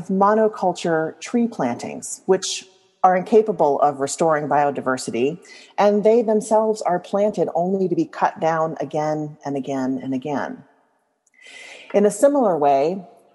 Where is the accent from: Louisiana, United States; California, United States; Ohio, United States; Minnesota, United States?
Louisiana, United States; I grew up in Louisiana